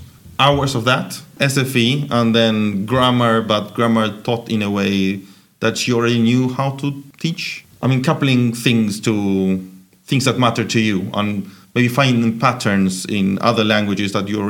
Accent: Buenos Aires, Argentina; moved away as an adult; now in Stockholm, Sweden; I'm from Buenos Aires, which is like about the middle.

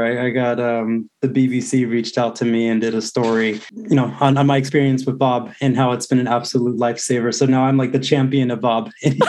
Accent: Texas, United States; born there; also born or lived in Seattle / Pittsburgh; I was born in South Texas, but I've lived all over, primarily Seattle, but also Pittsburgh, Pennsylvania.

